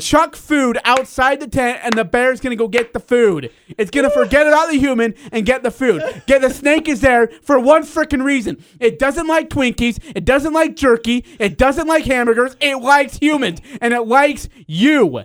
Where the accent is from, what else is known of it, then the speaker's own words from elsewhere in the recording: India; moved away; I was born in India